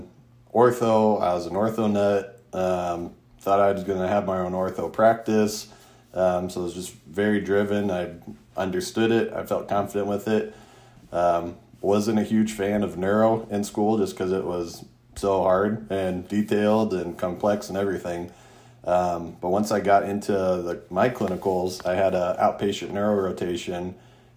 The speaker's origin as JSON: {"language": "English", "town": "Mesa", "region": "Arizona", "country": "United States", "tie": "born or raised there", "said": "I grew up in Mesa, went to undergrad at ASU"}